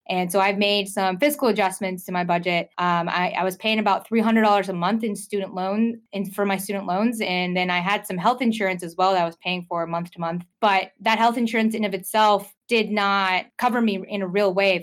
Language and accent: English; Lawrenceville, Georgia, United States; also born or lived in Norcross, Georgia; I grew up in Norcross and Lawrenceville